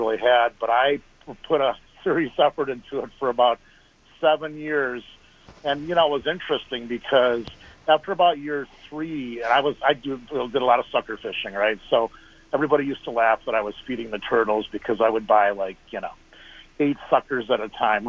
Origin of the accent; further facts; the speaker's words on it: Devils Lake, North Dakota, United States; moved away; I grew up on Devil's Lake, North Dakota